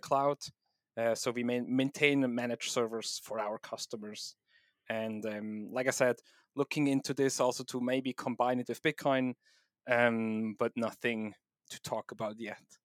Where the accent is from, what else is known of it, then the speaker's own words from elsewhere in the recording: Switzerland; accent: combination of Swiss, German, and English; also born or lived in East Coast, United States; now in United States; I'm originally from Switzerland, uh, so my weird accent is a combination of Swiss, German, German, and English, um, but I do live now in the U S, um, on the East Coast